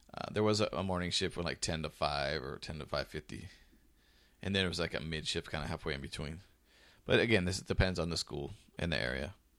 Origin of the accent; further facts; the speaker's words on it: United States; one American, myself